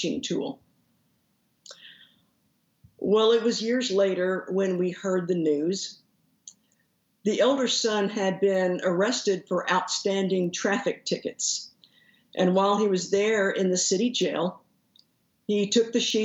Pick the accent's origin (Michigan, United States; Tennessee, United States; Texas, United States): Texas, United States; Haltom City; I grew up in Haltom City, which is the suburb that's right to the northeast of Fort Worth